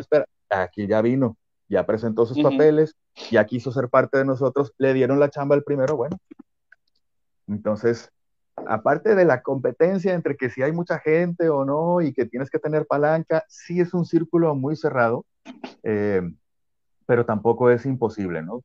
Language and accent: Spanish; Guadalajara, Jalisco, Mexico; moved away as an adult; now in Culiacán, Mexico; yo soy originario de Guadalajara y eh, yo empecé todo esto allá y me vine para acá